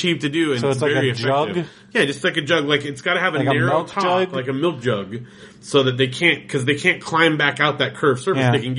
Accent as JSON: {"language": "English", "town": "Big Bear", "region": "California", "country": "United States", "tie": "born or raised there", "said": "growing up in Big Bear"}